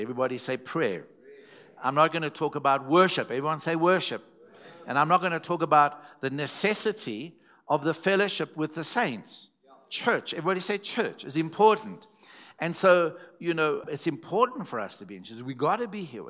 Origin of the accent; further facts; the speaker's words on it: Zimbabwe; first language English; I was from Zimbabwe and not South African